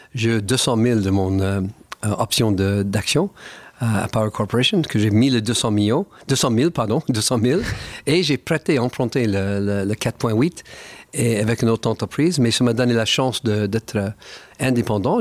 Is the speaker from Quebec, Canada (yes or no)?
no; Niagara Falls, Ontario, Canada; French is a second language; moved away; also born or lived in Montreal / Paris; ma ville natale, les Chutes Niagara